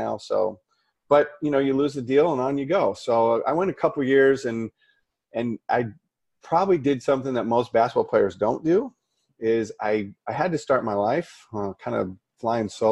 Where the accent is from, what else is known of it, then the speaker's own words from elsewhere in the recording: Detroit, Michigan, United States; I grew up in Detroit